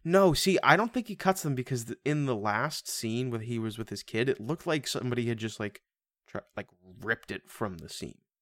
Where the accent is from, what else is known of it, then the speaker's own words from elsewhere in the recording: United States; we are American around here